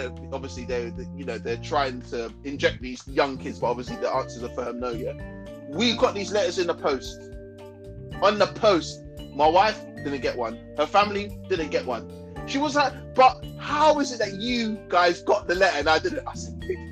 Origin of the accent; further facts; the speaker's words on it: London, United Kingdom; I'm from London